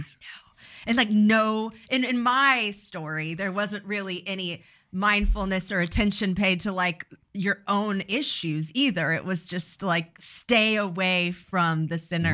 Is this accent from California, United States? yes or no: yes; Riverside, California, United States; I, I grew up in Riverside